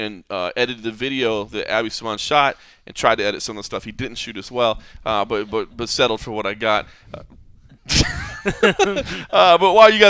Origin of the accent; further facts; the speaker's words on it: Texas, United States; so obviously I always pay attention to my home state scene.